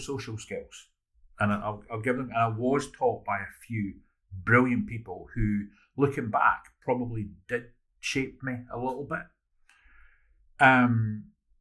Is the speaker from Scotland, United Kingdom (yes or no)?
yes; Edinburgh, Scotland, United Kingdom; 2,500 kids in Porty. And those are from, you know, the posh houses at the Joppa end of Porty to the council houses where mm. I grew up